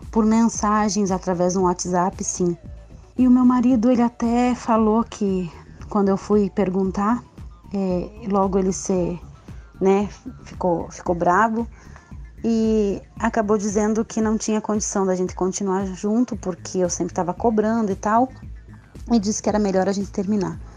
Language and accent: Portuguese; Rio Grande do Sul, Brazil; Eu sou casada há 18 anos sou do Rio Grande do Sul